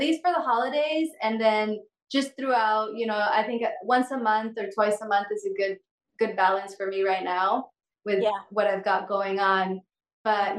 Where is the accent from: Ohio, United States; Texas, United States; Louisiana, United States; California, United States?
California, United States; moved away as an adult; also born or lived in Mexico / San Francisco; now in Hawaii, United States; I grew up in California most of my life